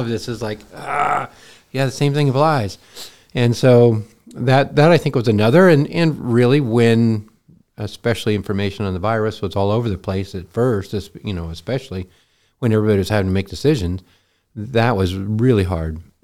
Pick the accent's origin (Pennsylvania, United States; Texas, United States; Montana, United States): Montana, United States; I grew up in Montana